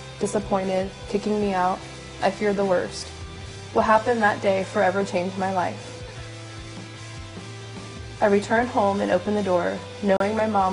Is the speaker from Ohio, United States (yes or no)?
yes; Huber Heights, Ohio, United States; I grew up here in Heber Heights in a pretty amazing family